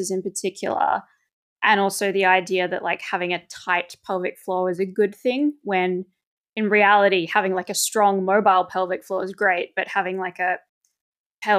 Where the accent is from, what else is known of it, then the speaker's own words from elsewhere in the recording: Australia; moved away as an adult; now in Belgium; I am an Australian who's been living in Belgium since 2019